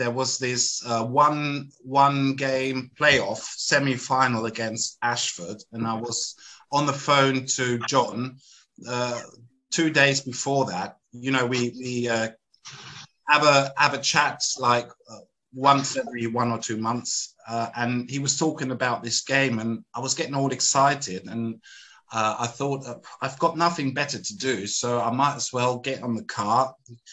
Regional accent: Germany; I'm from Germany

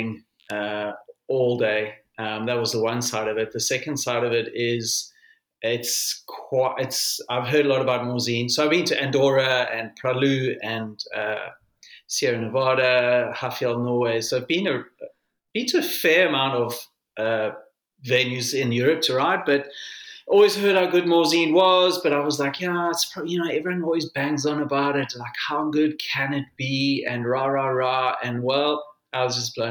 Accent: South Africa; a South African

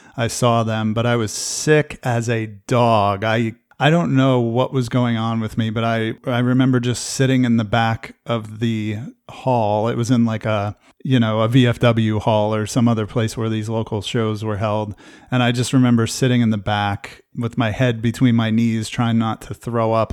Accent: New Jersey, United States; I grew up in New Jersey

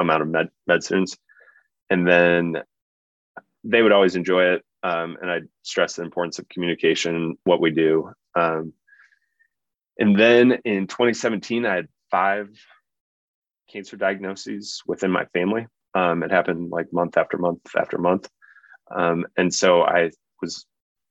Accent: Omaha, Nebraska, United States; also born or lived in New Orleans; I grew up in Omaha and love Omaha dearly

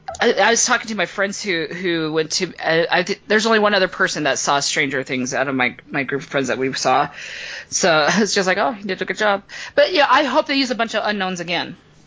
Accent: Kemmerer, Wyoming, United States; And I typed in my hometown, Kemmer.

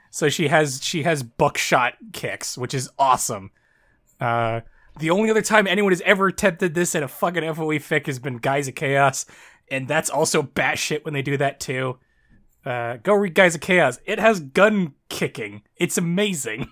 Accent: near Toronto, Southern Ontario, Canada; I'm from Canada. Uh, I, I live in, I live in, I live in Ontario

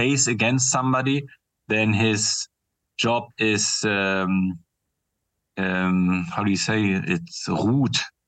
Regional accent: Bremen, Germany; moved away; my hometown, Bremen in northern Germany

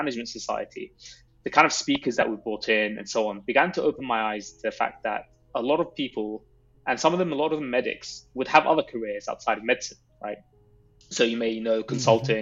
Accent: London, United Kingdom; I grew up in London

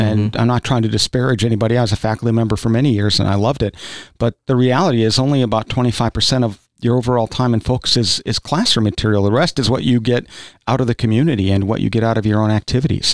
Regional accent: South Dakota, United States; now in Kentucky, United States; I grew up in South Dakota, which is actually more rural, than, than is Kentucky.

